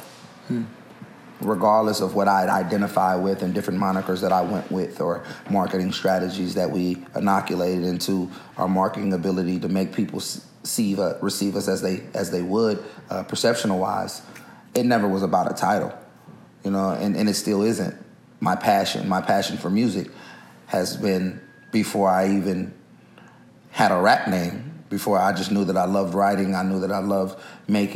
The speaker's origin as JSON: {"language": "English", "town": "Oakland", "region": "California", "country": "United States", "tie": "born or raised there", "said": "it's different growing up here. It's Oakland has its own uniqueness about it"}